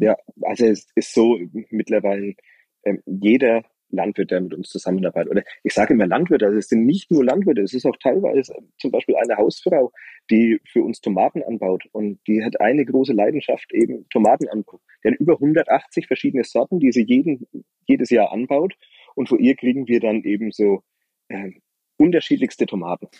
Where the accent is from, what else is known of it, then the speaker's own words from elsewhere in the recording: Franconia, Bavaria, Germany; bei uns in Franken